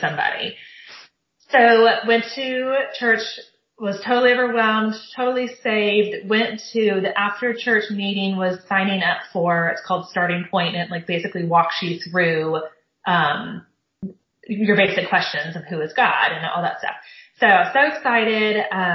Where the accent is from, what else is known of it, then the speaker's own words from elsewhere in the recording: Southern California, United States; I grew up in Southern California